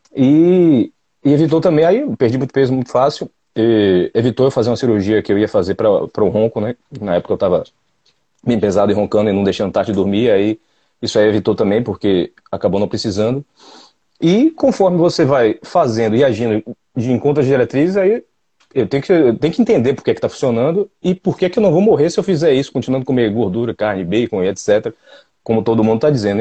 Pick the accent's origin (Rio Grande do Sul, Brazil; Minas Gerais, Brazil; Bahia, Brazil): Bahia, Brazil; Salvador; Eu sou de Salvador, sou analista de sistemas